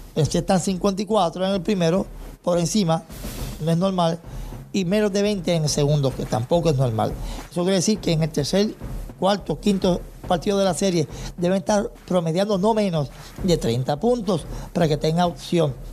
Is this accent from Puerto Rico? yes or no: yes; Toa Baja, Puerto Rico; mi pueblo, Toa Baja